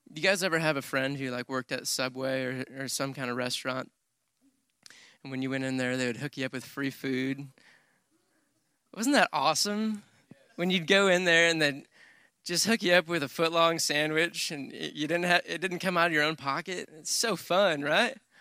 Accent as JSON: {"language": "English", "region": "Michigan", "country": "United States", "tie": "born or raised there", "moved": "as an adult", "lives_now": "Texas, United States", "said": "I grew up in Michigan, but I've been in, in Texas for ten years."}